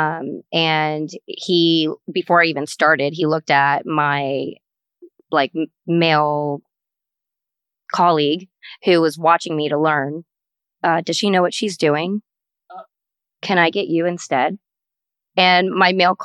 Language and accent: English; United States; I am an Indian American female.